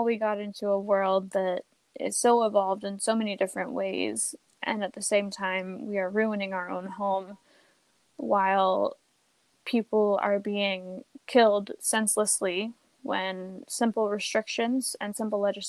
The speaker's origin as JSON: {"language": "English", "country": "United States", "tie": "born or raised there", "said": "having grown up in America and being American"}